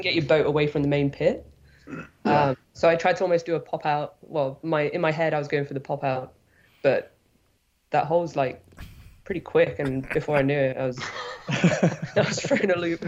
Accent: Nottingham, East Midlands, United Kingdom; moved away as an adult; now in Squamish, Canada; I'm from the UK. Uh, I grew up in Nottingham, uh, kayaking on the white course there

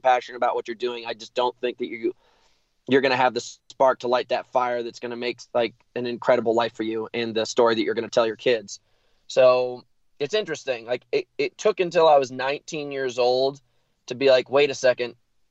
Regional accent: United States; moved away as an adult; also born or lived in New York City, New York / Connecticut / Montana / Taos, New Mexico; I'm from New York City and Connecticut. I was split between New York and Connecticut for the majority of my life until I was 18

